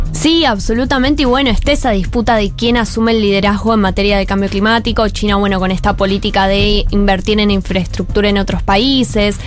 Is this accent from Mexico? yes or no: no; Argentina